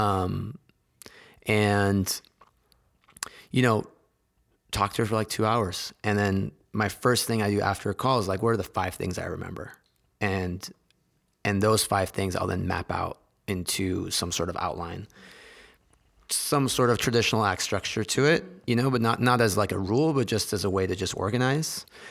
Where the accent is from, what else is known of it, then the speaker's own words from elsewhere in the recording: San Jose, California, United States; I grew up in Silicon Valley